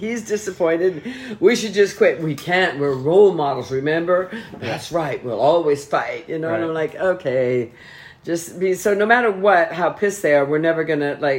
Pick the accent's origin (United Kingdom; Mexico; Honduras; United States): United States; North Carolina; We are the couple from North Carolina.